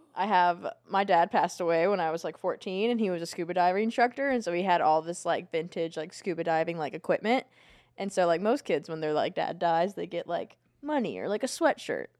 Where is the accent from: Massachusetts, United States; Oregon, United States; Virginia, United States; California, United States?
Virginia, United States; Virginia Beach; born or raised there; also born or lived in Atlanta, Georgia